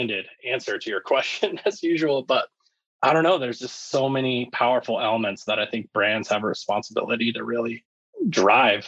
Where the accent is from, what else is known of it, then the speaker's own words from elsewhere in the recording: Littleton, Colorado, United States; I actually grew up in Littleton, Colorado